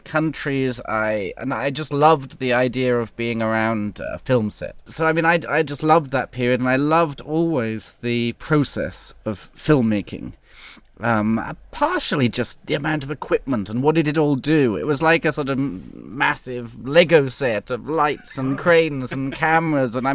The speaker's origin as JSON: {"language": "English", "region": "London", "country": "United Kingdom", "tie": "born or raised there", "moved": "as an adult", "lives_now": "Bangkok, Thailand", "said": "when I was growing up in London"}